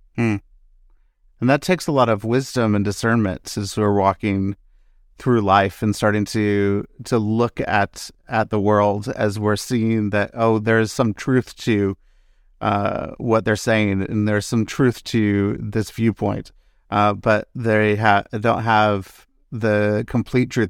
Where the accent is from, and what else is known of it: Seattle, Washington, United States; born or raised there